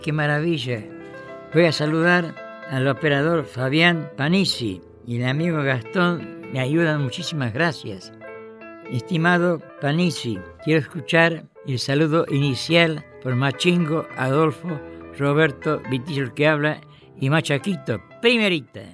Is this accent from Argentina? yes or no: yes; Santiago del Estero, Argentina; Santiagueño. Y se reían por la forma de hablar